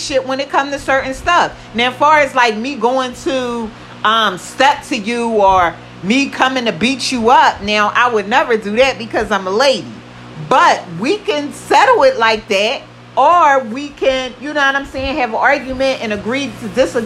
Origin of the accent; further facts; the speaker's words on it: United States; I am African American